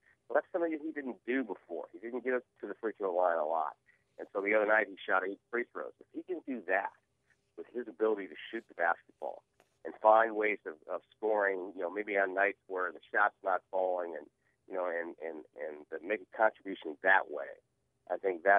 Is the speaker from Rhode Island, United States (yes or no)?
yes; New England, Rhode Island, United States; I grew up in New England, and in Rhode Island they have these bogs where they grow cranberries